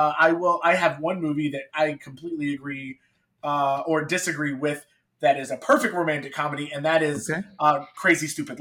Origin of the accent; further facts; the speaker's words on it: North Carolina, United States; I'm from North Carolina